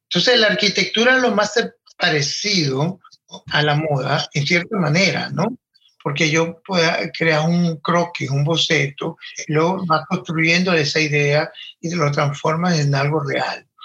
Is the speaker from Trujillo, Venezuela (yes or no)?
yes; Valera, Trujillo, Venezuela; Yo soy de Venezuela, de un pueblo en los Andes, Trujillo, específicamente Valera, un pueblo en, el, en la cordillera de los Andes, más pegado a Colombia que, que al otro lado, pues. Y mm, viví en Valera por muchos años, hasta los 17.